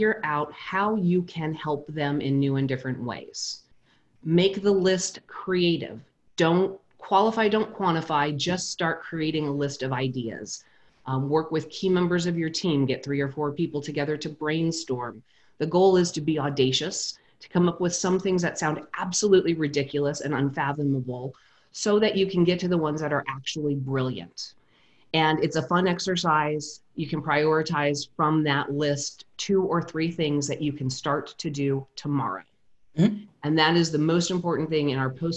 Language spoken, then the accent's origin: English; New Mexico, United States; I was 14 years old and I grew up in New Mexico